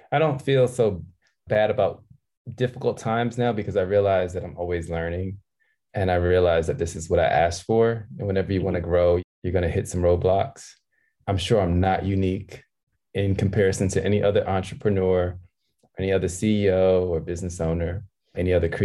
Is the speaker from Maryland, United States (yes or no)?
yes; Maryland, United States; moved away as an adult; also born or lived in Philadelphia, Pennsylvania; now in Los Angeles, United States; I was born in Philadelphia and I grew up in Maryland.